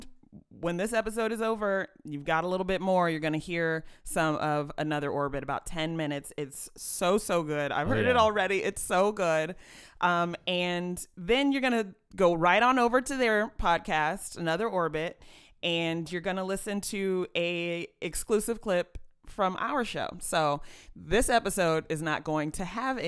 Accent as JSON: {"language": "English", "town": "Los Angeles", "region": "California", "country": "United States", "tie": "born or raised there", "said": "I grew up with them in Los Angeles"}